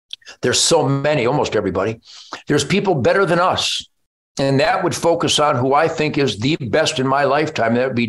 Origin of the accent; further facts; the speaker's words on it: United States; I was born in the United States of America in 1948